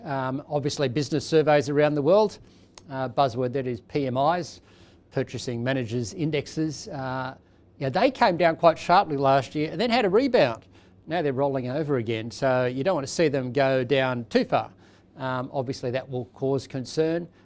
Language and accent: English; Australia; as an Australian